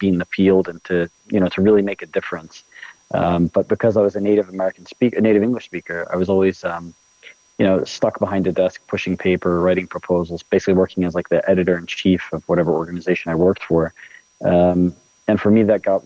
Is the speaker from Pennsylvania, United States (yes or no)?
yes; just outside of Philadelphia, Pennsylvania, United States; moved away as an adult; now in Palestine; I grew up in the States, actually. I grew up, just outside of Philadelphia, Pennsylvania.